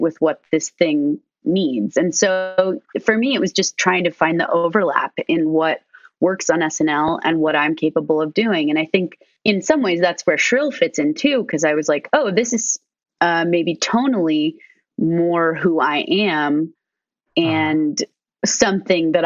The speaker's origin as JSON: {"language": "English", "region": "Arizona", "country": "United States", "also_born_or_lived": "Chicago", "moved": "yes", "said": "I was like from Arizona"}